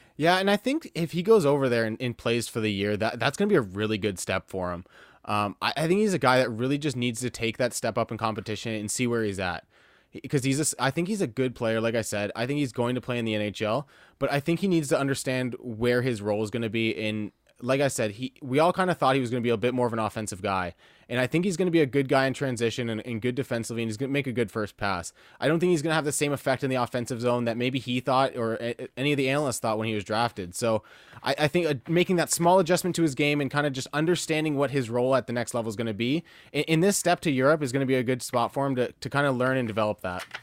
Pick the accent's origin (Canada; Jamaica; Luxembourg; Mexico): Canada; Windsor, Ontario; also born or lived in Ottawa; I was born in Ottawa, and I kinda moved around a little bit when I was young, and then when I was about five years old, we settled in Windsor, and I've been here the entire time